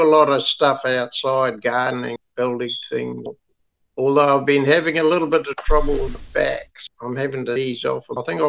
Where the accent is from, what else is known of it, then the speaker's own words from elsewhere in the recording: Kawakawa Bay, Auckland, New Zealand; Kawakawa Bay, which is sort of just about 45 minutes south of Auckland City. I always make a point of saying I'm not from Auckland if I go out of somewhere.